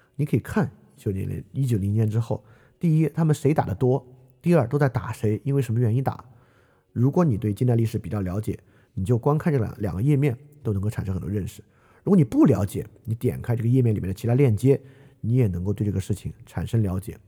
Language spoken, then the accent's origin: Chinese; China; 作为一个中国人